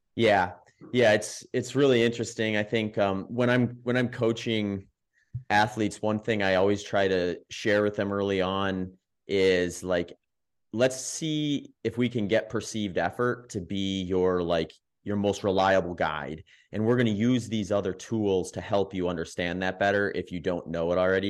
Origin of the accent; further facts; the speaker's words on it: the Midwest, Wisconsin, United States; I grew up in the Midwest, lived in Wisconsin, that's where I ran high school and college